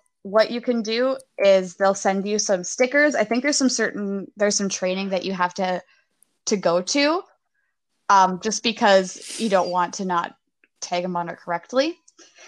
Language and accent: English; Minnesota, United States; I'm from Minnesota